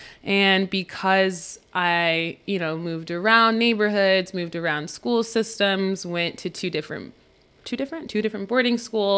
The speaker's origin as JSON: {"language": "English", "town": "New Rochelle", "region": "New York", "country": "United States", "tie": "born or raised there", "also_born_or_lived": "Princeton, New Jersey / Monroe Township, New Jersey / Virginia", "said": "growing up in New Rochelle to growing up in Princeton, and then to growing up to Monroe Township, and then growing up and then coming up to Virginia, and then going back to Princeton at a different school"}